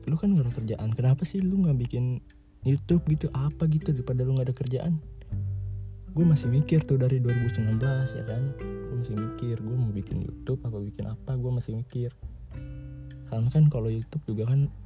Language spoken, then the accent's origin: Indonesian; Bogor, West Java, Indonesia; also born or lived in Purwokerto; gue tuh lahir gue di Purwokerto di Banyumas cuman berapa bulan doang terus gue abis itu pindah ke Bogor di Dermaga Pratama no pertamanya gue di Bogor ada di Cibadak terus kelas 5 SD baru dah pindah ke sini ke Ciampea